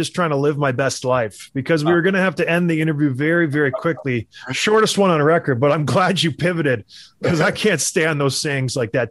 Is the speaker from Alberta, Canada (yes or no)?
yes; Edmonton, Alberta, Canada; born there; I was born in Edmonton. We bounced around because of my dad's job. We went from the west to the east and kind of settled down.